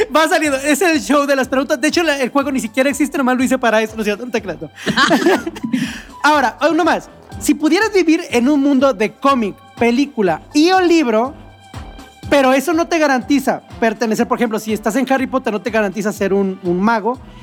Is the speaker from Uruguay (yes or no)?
no; Mexico; nuestro país